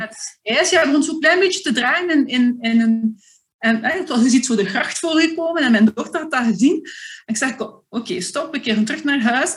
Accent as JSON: {"language": "Dutch", "region": "Flanders", "country": "Belgium", "said": "als Vlaming"}